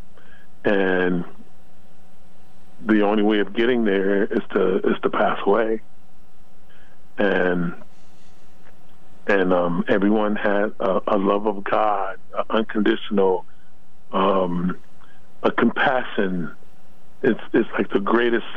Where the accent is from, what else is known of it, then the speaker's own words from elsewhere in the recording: Los Angeles, California, United States; I was born and raised in Los Angeles.